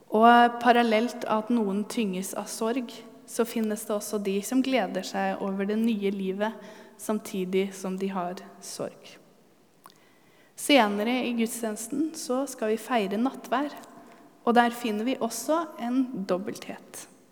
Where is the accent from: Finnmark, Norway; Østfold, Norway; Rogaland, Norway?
Østfold, Norway; Halden; moved away; jeg kommer fra Halden